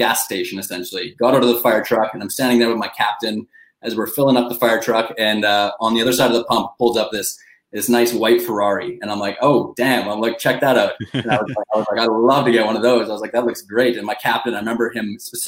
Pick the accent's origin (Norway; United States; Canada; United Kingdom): Canada; growing up in Canada